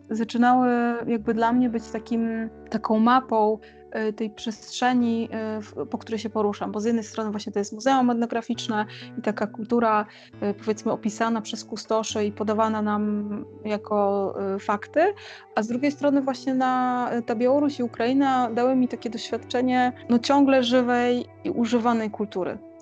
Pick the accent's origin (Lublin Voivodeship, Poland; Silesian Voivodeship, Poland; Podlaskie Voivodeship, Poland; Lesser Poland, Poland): Lublin Voivodeship, Poland; Lublin; moved away as an adult; now in Kraków, Poland; jestem z Lublina, e, urodziłam się w Lublinie i od y, no, ponad 10 lat mieszkam w Krakowie